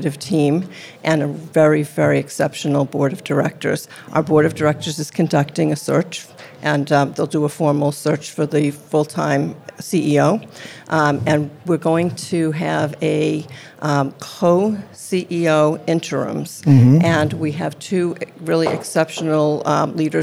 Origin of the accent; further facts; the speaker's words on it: Massachusetts, United States; moved away; I'm from Massachusetts